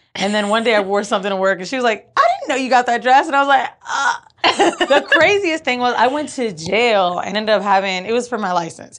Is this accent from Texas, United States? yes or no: no; Orlando, Florida, United States; also born or lived in New York; now in Los Angeles, United States; Orlando's where I'm from